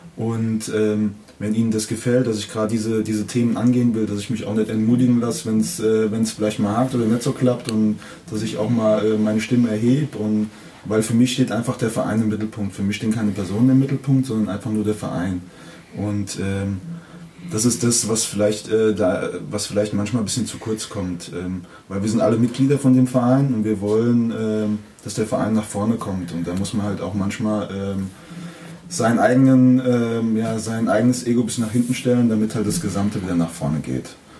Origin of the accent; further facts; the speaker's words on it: Kaiserslautern, Rhineland-Palatinate, Germany; ich bin ja in, in Laudern geboren, aufgewachsen und habe ähm, zehn Jahre Jugend hier gespielt